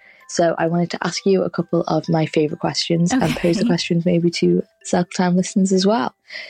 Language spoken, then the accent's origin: English; Liverpool, North West England, United Kingdom; I am from Liverpool in the UK.